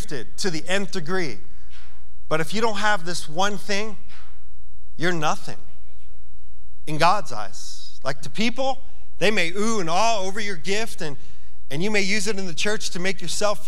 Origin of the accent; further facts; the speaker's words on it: New York, United States; I'm from New York